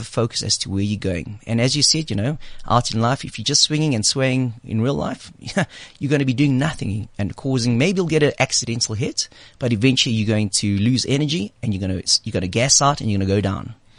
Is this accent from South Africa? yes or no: yes; South Africa; moved away; the 18 years that I grew up in South Africa